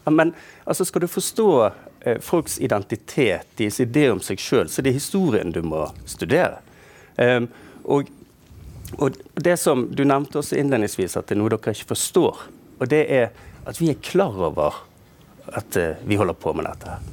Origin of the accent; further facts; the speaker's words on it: Bergen, Vestland, Norway; og mye av det vi hørte her, det er jo sånne ting som har gjort meg nysgjerrig, både som bergenser og som historiker.